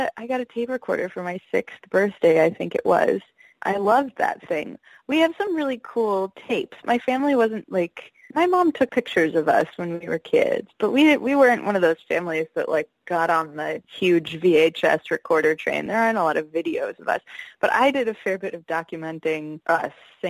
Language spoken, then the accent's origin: English; New Jersey, United States; I grew up in New Jersey, actually, across the river, not very far from New York City at all